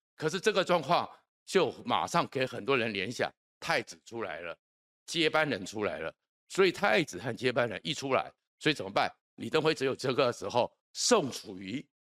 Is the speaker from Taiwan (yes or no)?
yes; Taiwan; 我们住在台湾的人